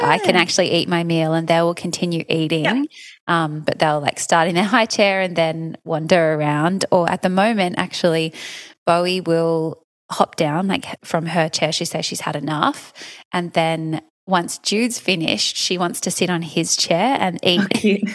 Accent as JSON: {"language": "English", "country": "Fiji", "tie": "born or raised there", "moved": "yes", "said": "I grew up in Fiji"}